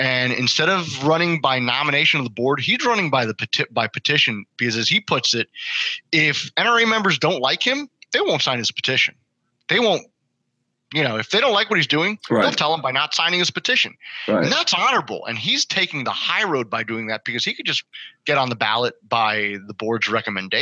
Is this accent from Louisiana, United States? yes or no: no; Miami, Florida, United States; growing up in Miami